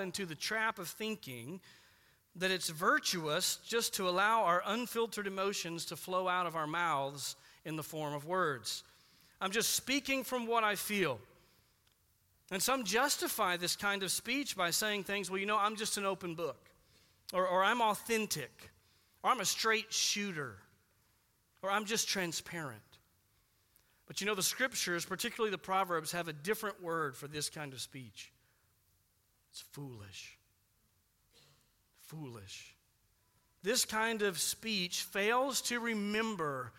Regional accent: United States; we're Americans

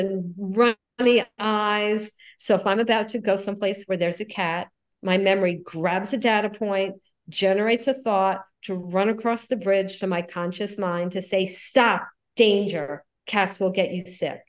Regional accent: Miami Beach, Florida, United States; I grew up in Miami Beach

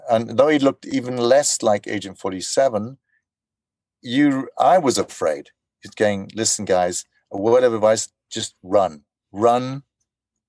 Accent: South Africa; moved away as an adult; now in Denmark; I'm from South Africa.

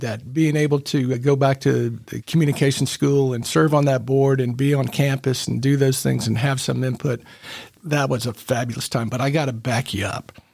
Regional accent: Memphis, Tennessee, United States; also born or lived in Knoxville; growing up in Memphis

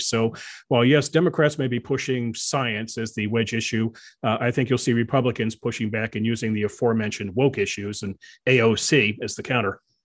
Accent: Virginia, United States; the Commonwealth of Virginia, my, my home state

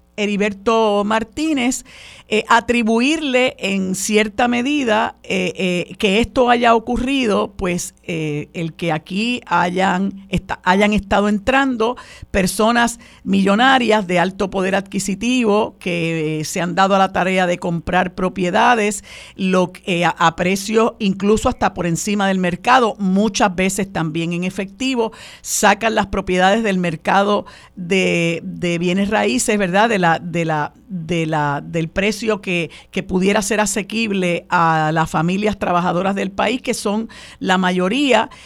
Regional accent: Puerto Rico

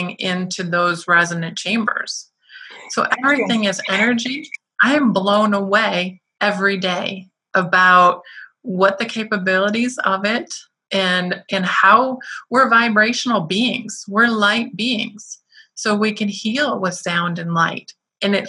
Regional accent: Detroit, Michigan, United States; I'm from Detroit

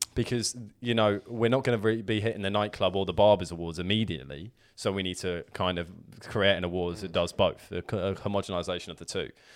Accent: Hassocks, South East England, United Kingdom; moved away; my hometown of Hassocks

